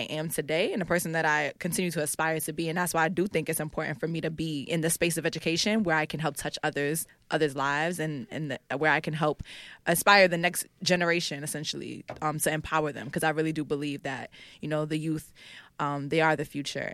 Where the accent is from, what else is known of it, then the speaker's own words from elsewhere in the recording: New York City, New York, United States; also born or lived in Harlem; I'm from the Bronx and I grew up between the Bronx and Harlem